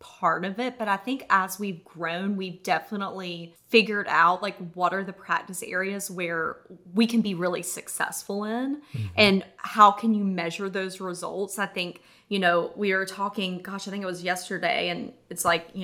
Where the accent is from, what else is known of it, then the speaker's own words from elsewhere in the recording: North Carolina, United States; moved away as an adult; also born or lived in San Diego; now in Charleston, United States; We're from North Carolina originally, got married in Charleston